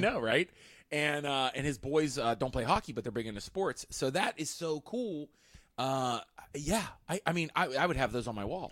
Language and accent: English; Pittsburgh, Pennsylvania, United States; I was from Pittsburgh